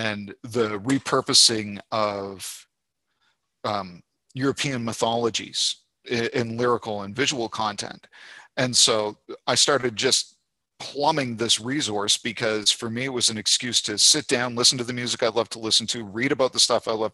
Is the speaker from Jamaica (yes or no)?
no; Canada; moved away as an adult; also born or lived in Fredericton, New Brunswick; now in Montgomery, United States; my home country of Canada